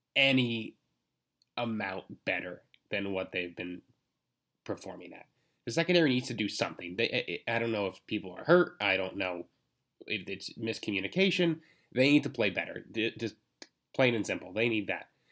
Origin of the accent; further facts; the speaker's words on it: Allentown, Pennsylvania, United States; I grew up in Allentown, which is not Philadelphia, but close enough